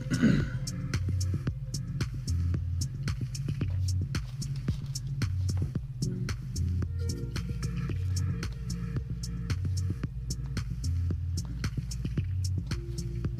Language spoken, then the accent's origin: English; Australia; now in Germany; I'm originally from Australia, but moved to Germany now